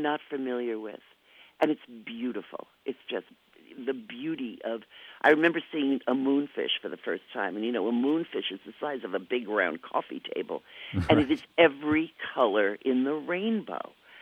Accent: Jersey Shore, New Jersey, United States; now in St. Paul, United States; I was raised on the Jersey Shore

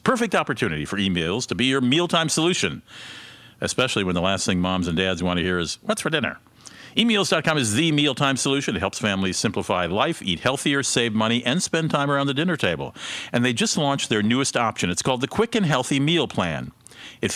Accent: Minneapolis, Minnesota, United States; my hometown of Minneapolis, St. Paul

